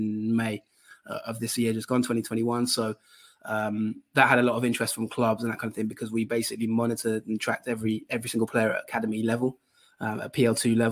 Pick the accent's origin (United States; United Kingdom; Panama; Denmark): United Kingdom; Colchester, East of England; Colchester is my hometown team